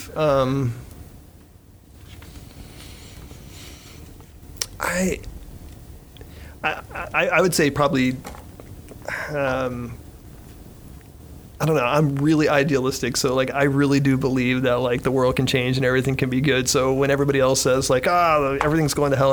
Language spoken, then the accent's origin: English; Florida, United States; I'm born and raised in Florida.